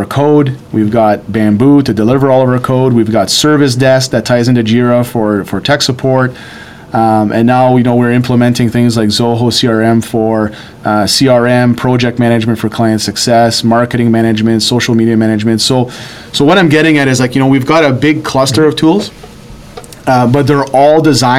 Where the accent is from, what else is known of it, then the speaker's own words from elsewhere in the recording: Sudbury, Ontario, Canada; I grew up here in Sudbury